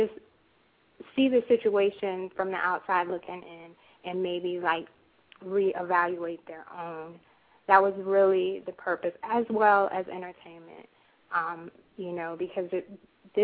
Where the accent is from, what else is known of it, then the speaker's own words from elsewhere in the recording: Florida, United States; now in Virginia, United States; I am originally from Florida. Now I reside in Virginia.